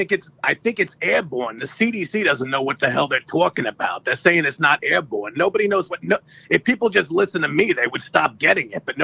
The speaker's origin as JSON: {"language": "English", "country": "Canada", "said": "I always say Dragon's Den because I'm from Canada."}